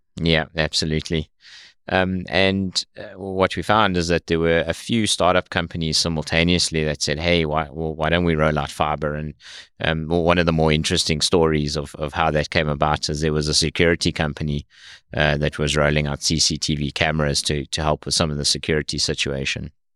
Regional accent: South Africa; moved away as an adult; now in United States; I was, uh, born and raised in South Africa

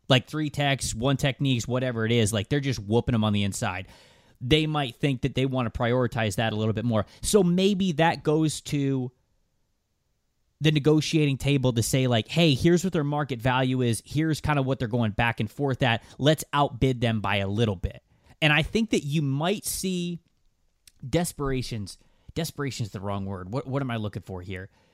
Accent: Florida, United States; growing up in Florida

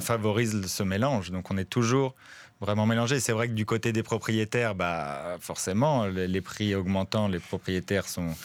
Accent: France; accent: French; now in Forest, Belgium; Mon accent français

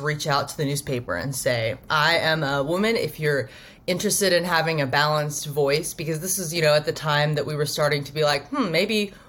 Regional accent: Roseburg, Oregon, United States; now in Portland, United States; I am from Southern Oregon, a small town called Roseburg. And I did sort of grow up

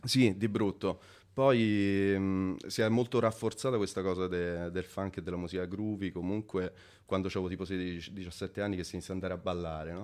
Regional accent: Montefiascone, Lazio, Italy; moved away as an adult; also born or lived in London; now in Milan, Italy; sono nato a Montefescone in provincia di Viterbo

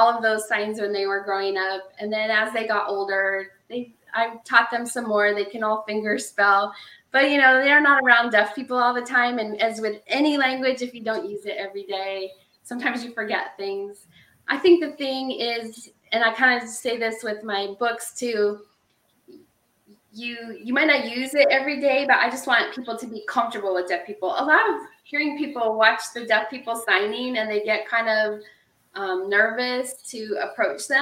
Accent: Nebraska, United States; we don't have an accent in Nebraska

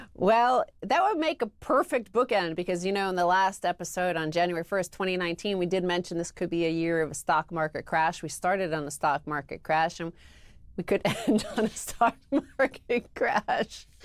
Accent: United States; I am an American, and I've been an American for over forty years

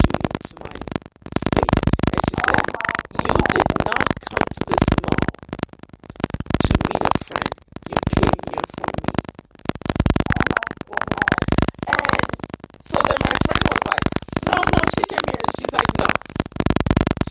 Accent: Volta, Ghana; I'm from the Volta region.

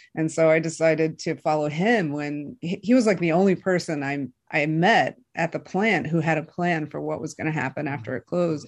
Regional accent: Michigan, United States; I'm from Michigan. I grew up in Michigan

